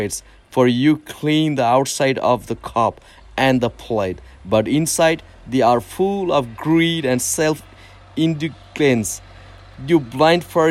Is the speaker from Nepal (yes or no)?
yes; Nepal; first language Nepali; English is a second language; I'm from Nepal